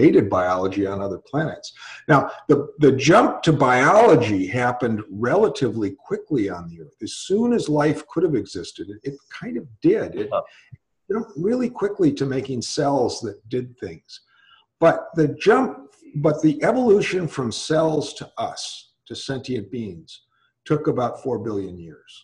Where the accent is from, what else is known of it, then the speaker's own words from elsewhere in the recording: Milwaukee, Wisconsin, United States; moved away; also born or lived in California; Where I grew up. Oh, I grew up in Milwaukee, Wisconsin